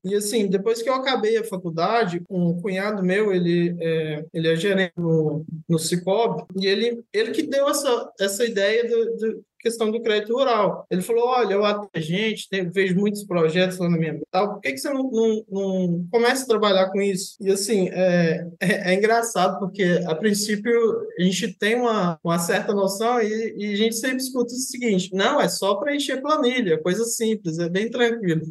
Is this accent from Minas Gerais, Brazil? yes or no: yes; Paracatu, Minas Gerais, Brazil; eu sou de Minas Gerais, do interior de Minas Gerais, uma cidade que chama Paracatu